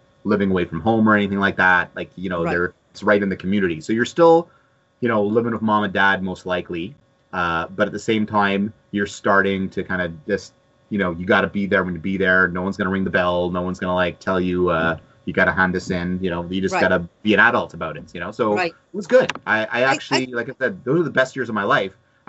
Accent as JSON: {"language": "English", "town": "Montreal", "region": "Quebec", "country": "Canada", "tie": "born or raised there", "also_born_or_lived": "San Francisco", "first_language": "English", "said": "I had to grow up speaking French"}